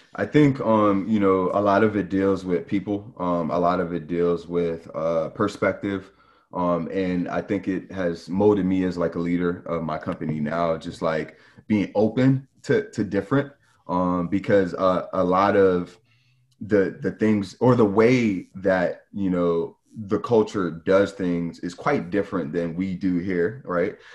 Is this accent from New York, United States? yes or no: yes; New York, United States; growing up in New York, you just get exposed to, you know, just, just so much